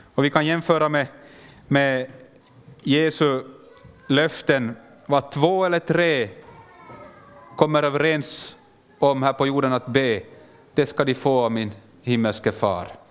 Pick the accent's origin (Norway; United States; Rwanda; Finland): Finland; also born or lived in Kenya; jag kommer från Finland men jag pratar svenska